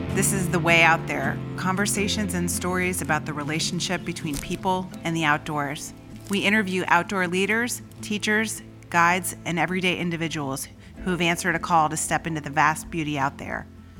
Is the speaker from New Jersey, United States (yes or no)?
yes; Berkeley Heights, New Jersey, United States; we grew up together in New Jersey, suburban New Jersey.